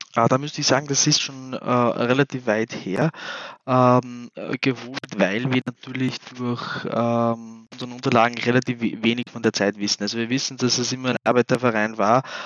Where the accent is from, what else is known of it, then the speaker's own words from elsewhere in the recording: Linz, Upper Austria, Austria; also born or lived in Kosovo; ich bin mit dreieinhalb, vier Jahren äh, nach Linz gezogen